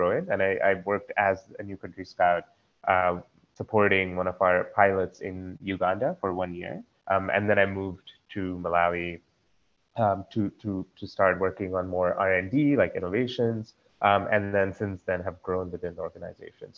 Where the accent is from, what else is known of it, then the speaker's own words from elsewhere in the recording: Dombivli, Maharashtra, India; moved away; also born or lived in Konkan Coast / Sangli / United States; growing up in Dombivali, there were people around me that had a love for nature